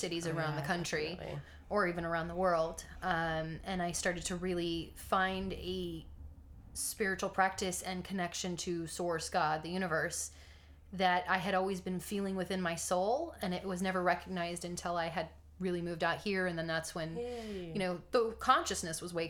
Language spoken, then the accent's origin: English; Texas, United States; I grew up in Texas, which was the Bible Belt